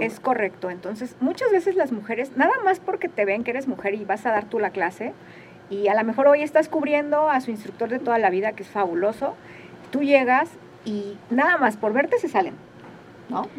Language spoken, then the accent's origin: Spanish; Mexico; Los mexicanos